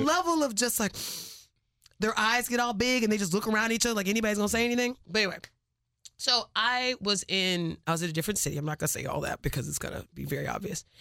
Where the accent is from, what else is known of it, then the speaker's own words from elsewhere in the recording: Cypress, Texas, United States; I am from Cyprus